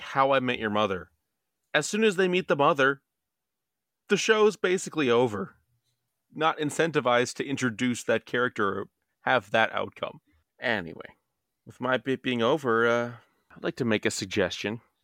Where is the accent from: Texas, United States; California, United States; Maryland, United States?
Maryland, United States; we're from Maryland